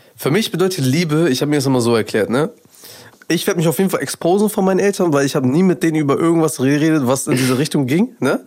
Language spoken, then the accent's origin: German; Afghanistan; Ich als Afghane